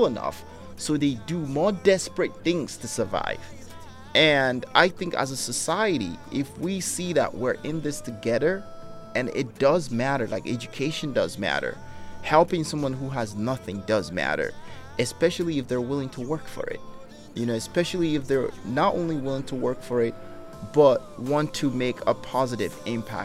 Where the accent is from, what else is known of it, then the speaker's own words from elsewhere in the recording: Nigeria; now in United States; growing up in Africa, and being American and coming back to America